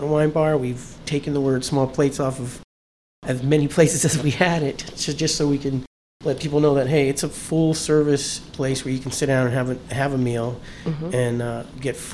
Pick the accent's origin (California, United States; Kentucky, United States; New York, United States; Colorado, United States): California, United States; Los Angeles; moved away as an adult; also born or lived in Miami, Florida; now in Florida, United States; my parents moved to California when I was 7. So I spent 20-something years in California